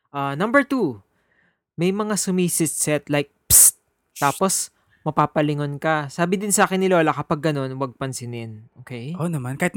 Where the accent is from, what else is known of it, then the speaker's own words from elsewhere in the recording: Muñoz, Central Luzon, Philippines; I'm from Nueva Ecija, and lumaki ako sa Muñoz CLSU. Kasi my dad works there.